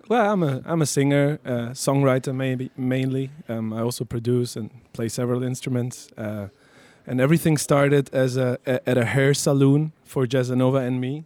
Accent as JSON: {"language": "English", "region": "La Paz", "country": "Bolivia", "tie": "born or raised there", "first_language": "Spanish", "second_language": "English", "moved": "yes", "lives_now": "Berlin, Germany", "said": "I was uh, born and raised in La Paz, in Bolivia."}